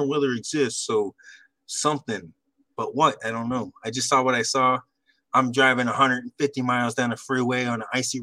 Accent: Central California, United States; now in Texas, United States; I'm more from, you know, Central California. So I'm out in Texas now

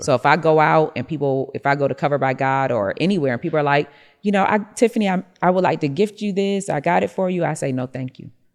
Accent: Rochester, New York, United States; I'm from Rochester, New York, so I had a snow shoveling business

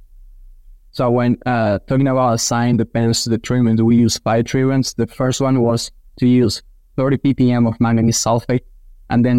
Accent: Argentina; moved away as an adult; now in Kansas, United States; I'm originally from Argentina. I did vet school back in my country, then worked for 3 years in the swine nutrition field in Argentina

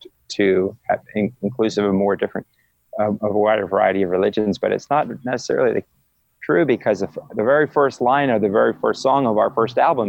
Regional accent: Philadelphia, Pennsylvania, United States; I was raised in Philadelphia

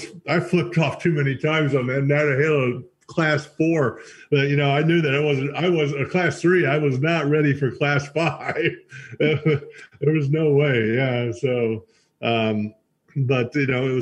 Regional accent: North Carolina, United States; I was growing up on the North Carolina side

